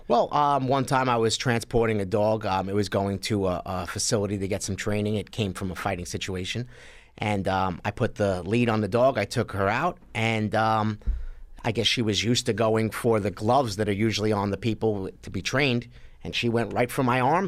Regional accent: New York City, New York, United States; I grew up in Sheepshead Bay, Brooklyn

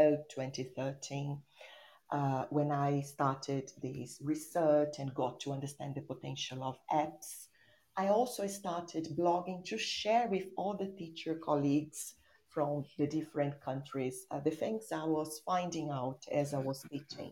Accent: São Paulo, Brazil; English is a second language; I'm an English teacher from São Paulo, Brazil.

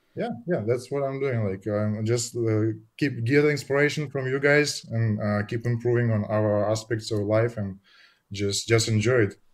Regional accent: Russia; moved away as an adult; now in Netherlands; we are from Russia. Both, uh, we moved together to Netherlands

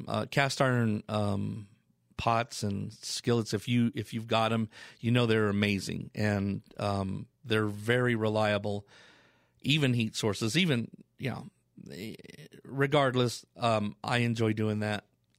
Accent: Colorado Springs, Colorado, United States; I have a cabin here in Colorado. That's where I'm from. And a little bit about me. Born and raised in Colorado, Colorado Springs, Colorado.

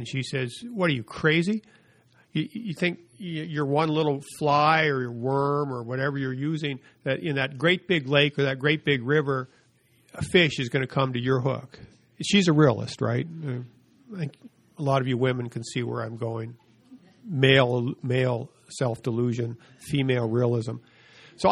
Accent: Casper, Wyoming, United States; moved away; I grew up in a city of 35,000. I grew up in Casper, Wyoming.

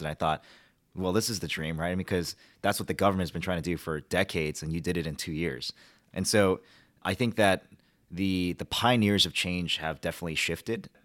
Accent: Washington, Washington, D.C., United States; also born or lived in Michigan; My parents actually moved to Washington

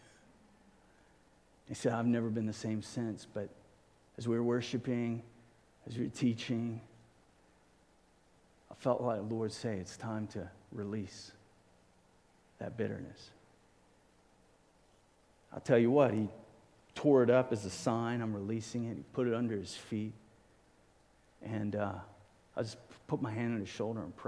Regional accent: Cape Town, Western Cape, South Africa; I grew up in South Africa, Cape Town

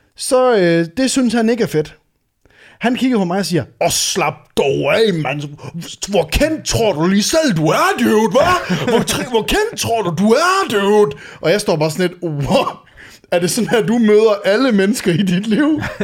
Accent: Varde, Southern Denmark, Denmark; moved away; hjemme øh, i øh, Varde, hvor jeg er fra

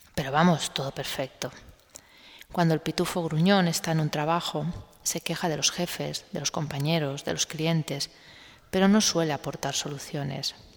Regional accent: Spain; en un país como el español

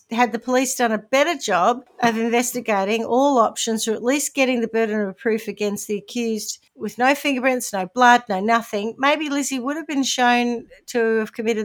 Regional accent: New Zealand; accent: Kiwi; my Kiwi accent

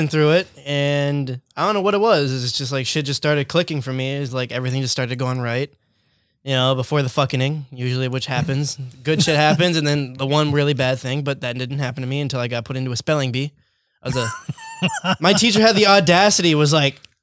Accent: Mole Lake, Wisconsin, United States; also born or lived in Crandon; I grew up in Mole Lake. I grew up on the reservation my whole life

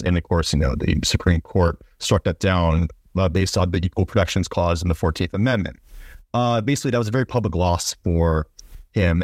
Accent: Ohio, United States; my home state school in O, in, in Ohio

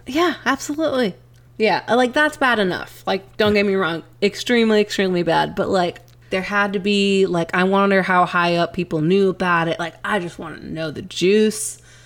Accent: East Texas, United States; we grew up in East Texas

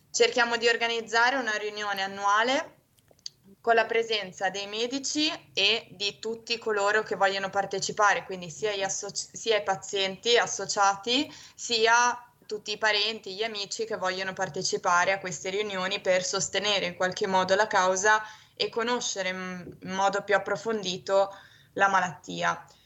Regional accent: Genoa, Liguria, Italy; ho 23 anni e sono di Genova.

